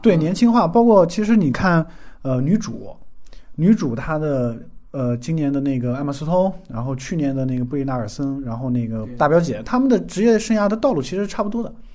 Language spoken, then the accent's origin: Chinese; China; 我们中国人